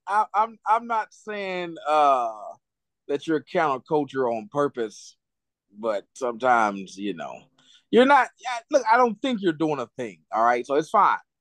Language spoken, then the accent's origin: English; United States; I'm an American